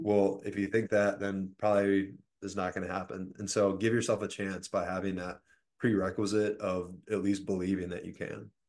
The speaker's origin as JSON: {"language": "English", "town": "Richmond", "region": "Virginia", "country": "United States", "said": "I'm from Richmond, Virginia"}